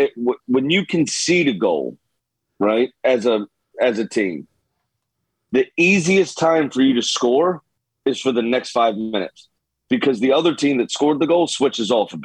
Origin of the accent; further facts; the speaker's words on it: United States; We're American, obviously, right?